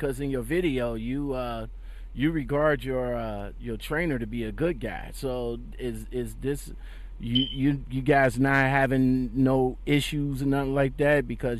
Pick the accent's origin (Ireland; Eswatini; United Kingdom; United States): United States; Ohio; yeah, you're in my home state.